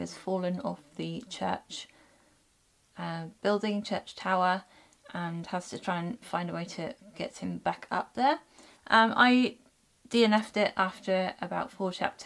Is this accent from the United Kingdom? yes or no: yes; United Kingdom; being British, we don't learn that in our history lessons at school